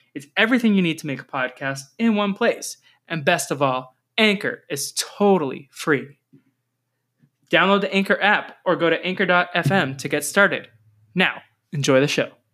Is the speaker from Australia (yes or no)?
no; Boston, Massachusetts, United States; I'm from Boston